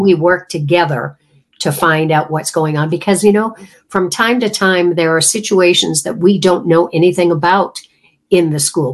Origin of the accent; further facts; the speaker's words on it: Canada; I come from Canada